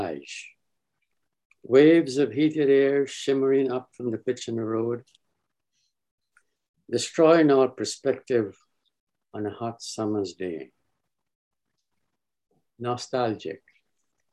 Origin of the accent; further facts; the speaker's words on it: Guyana; Growing up in British Guyana, a child reluctant to go to school, hoping it would rain so hard